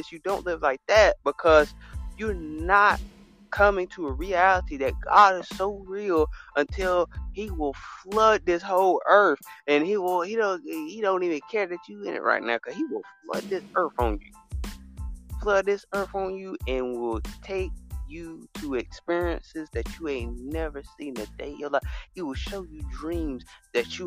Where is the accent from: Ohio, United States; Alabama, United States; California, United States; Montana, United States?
Alabama, United States; I'm from America, but I'm from Alabama